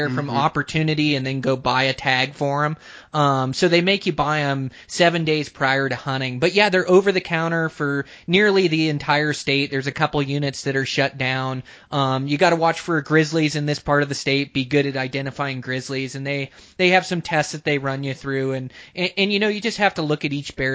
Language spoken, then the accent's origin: English; Washington, United States; moved away; I come from Washington originally